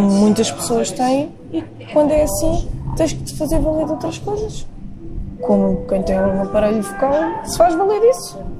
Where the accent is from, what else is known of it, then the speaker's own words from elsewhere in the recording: Lisbon, Portugal; eu sou de Campo Lido